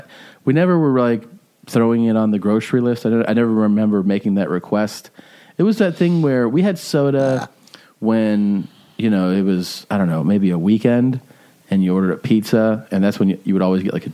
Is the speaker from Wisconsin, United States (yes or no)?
yes; Milwaukee, Wisconsin, United States; this was in Milwaukee, and when I would wake up, you know, we'd spend like Friday night or Saturday night there